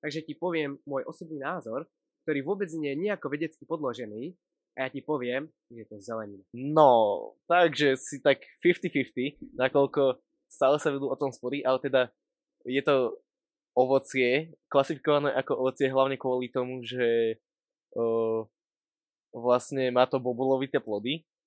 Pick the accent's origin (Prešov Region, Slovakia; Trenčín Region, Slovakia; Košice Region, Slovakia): Trenčín Region, Slovakia; Pruské; Pochádzam z Pruského